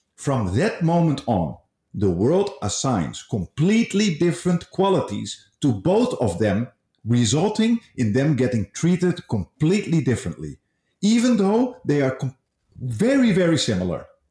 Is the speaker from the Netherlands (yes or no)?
yes; Netherlands; now in Malaysia; I come from the Netherlands